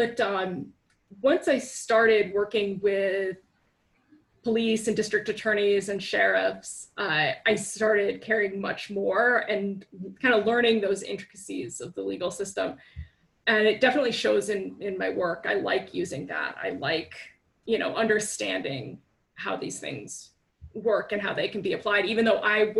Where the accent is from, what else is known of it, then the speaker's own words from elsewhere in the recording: Cobleskill, New York, United States; also born or lived in Oklahoma City / Binghamton; I was born in Oklahoma City, which I feel like that's an important distinction because I grew up in a small town called Cobleskill, New York